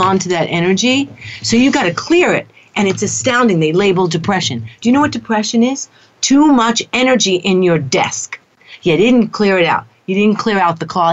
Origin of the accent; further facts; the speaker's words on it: New York City, New York, United States; moved away as an adult; I am a New Yorker. I hold to that. I'm from Queens